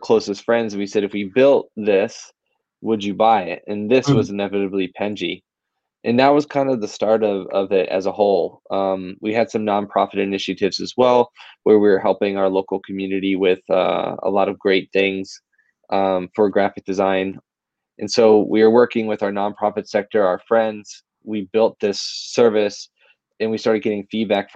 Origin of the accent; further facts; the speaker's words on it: Philadelphia, Pennsylvania, United States; I've been born and raised in Philly my whole life